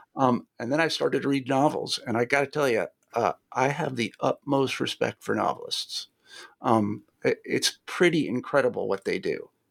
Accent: Kansas, United States; I'm from Kansas

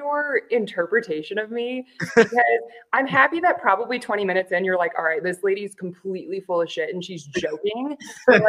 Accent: Florida, United States; moved away as an adult; also born or lived in Iowa / Kansas City / Missouri; now in Albuquerque, United States; born and raised in Florida on the East Coast.

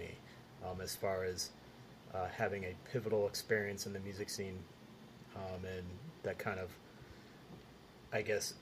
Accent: Rochester, New York, United States; I grew up in Rochester, New York

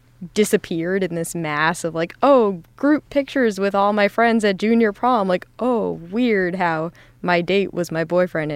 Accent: Millburn, New Jersey, United States; I'm from Milburn, New Jersey, which is in Essex County. It's about 40 minutes via NJ Transit.

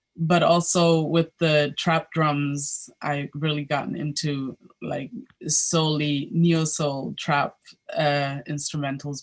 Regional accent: Berlin, Germany; I was born and raised in Berlin, Germany

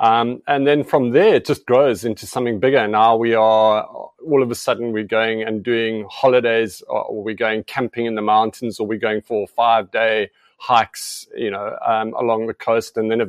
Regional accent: Namibia; And I think personally for myself, I grew up in Southeast Africa, Namibia.

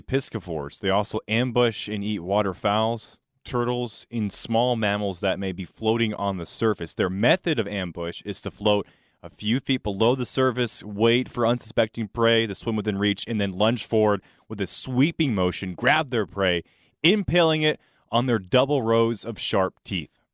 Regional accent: North Carolina, United States; now in Round Rock, United States; I grew up in North Carolina

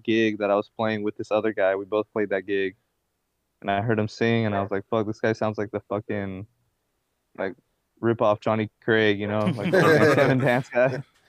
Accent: Tequila, Jalisco, Mexico; I'm from Jalisco. I was born in Tequila, Jalisco.

